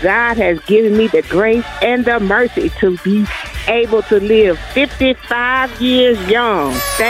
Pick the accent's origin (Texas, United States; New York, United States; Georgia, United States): Georgia, United States; Newnan; now in Snellville, United States; And I'm calling from Snailville, Georgia, but I'm from Noonan, Georgia.